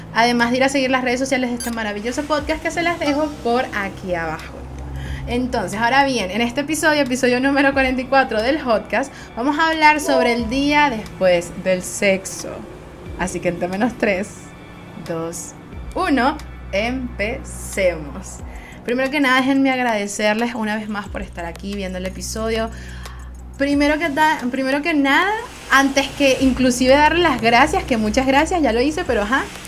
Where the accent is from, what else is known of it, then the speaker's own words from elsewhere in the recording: Venezuela; Soy una jeva de Venezuela